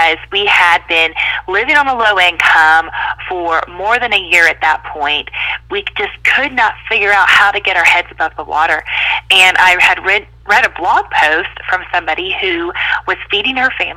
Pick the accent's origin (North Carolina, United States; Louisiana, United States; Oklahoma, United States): North Carolina, United States; moved away as an adult; also born or lived in Mississippi; I grew up in North Carolina